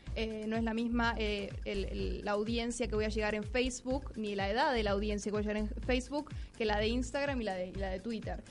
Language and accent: Spanish; Buenos Aires, Argentina; soy de Buenos Aires, Argentina